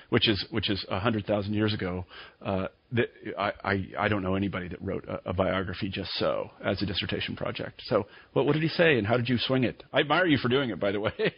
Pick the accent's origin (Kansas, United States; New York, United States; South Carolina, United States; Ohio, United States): Kansas, United States; When I was a young man growing up in Kansas